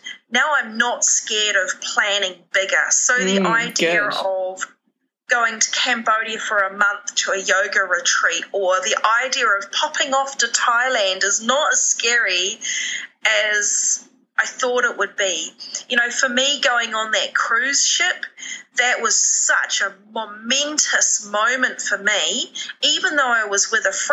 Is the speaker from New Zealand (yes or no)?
yes; New Zealand; being Kiwi